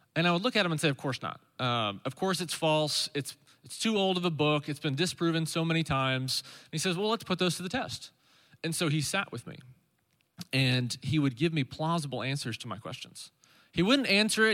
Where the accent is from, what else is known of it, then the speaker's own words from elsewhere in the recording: Stillwater, Oklahoma, United States; I grew up in Stillwater, Oklahoma